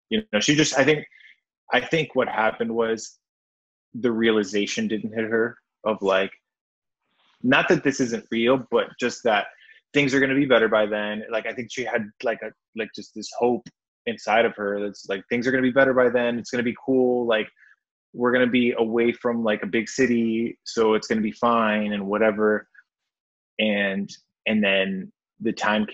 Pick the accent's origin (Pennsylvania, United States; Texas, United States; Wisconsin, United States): Wisconsin, United States; moved away; I'm from Wisconsin originally